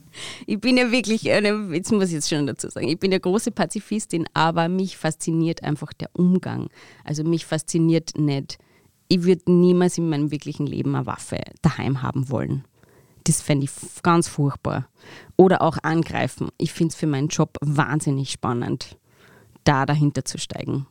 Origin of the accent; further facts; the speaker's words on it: Pfarrkirchen, Bavaria, Germany; Im Pfarrkirchen, in dem Ort, wo ich aufgewachsen bin